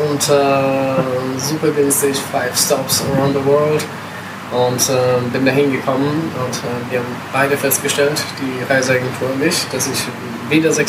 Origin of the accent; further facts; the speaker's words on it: Italy; moved away; also born or lived in Germany; vielleicht ein bisschen älter als äh, Durchschnittsbackpacker. Ähm, komme ursprünglich aus Italien, habe äh, lange Zeit in Deutschland gelebt